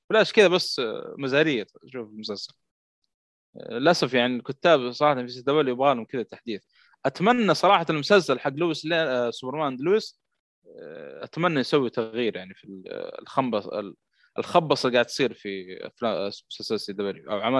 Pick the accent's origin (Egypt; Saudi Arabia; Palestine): Saudi Arabia